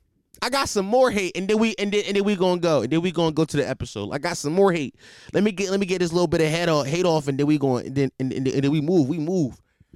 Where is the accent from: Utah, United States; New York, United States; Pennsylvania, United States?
Pennsylvania, United States; Philadelphia; I'm from Philadelphia. If you don't know this, I'm from Philadelphia.